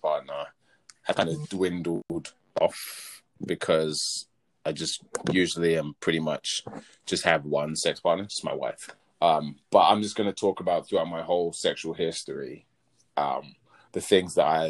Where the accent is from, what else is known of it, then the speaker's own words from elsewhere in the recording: England, United Kingdom; accent: English; moved away as an adult; also born or lived in America; my accent's English.